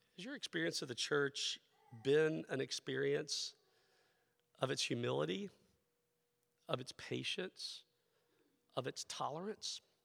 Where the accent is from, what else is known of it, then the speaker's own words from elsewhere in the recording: the southeastern United States, United States; moved away; also born or lived in Philadelphia; I am a, a person born in the southern, the southeastern part of the United States, that cultural experience that I grew up